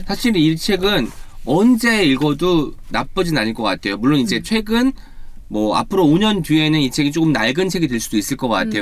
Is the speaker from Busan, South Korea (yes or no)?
no; Jeonju, North Jeolla, South Korea; moved away; 제가 또 전주가 고향입니다.